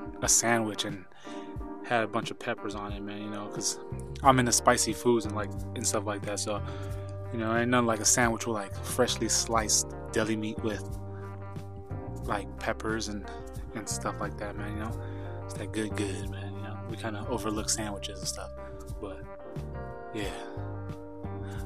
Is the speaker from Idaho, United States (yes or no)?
yes; Idaho, United States; moved away; my hometown or a town near mine back in Idaho